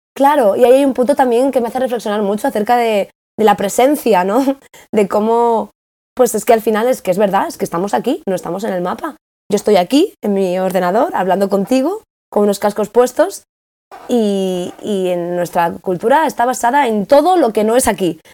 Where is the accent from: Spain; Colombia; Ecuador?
Spain; moved away as an adult; yo vengo de España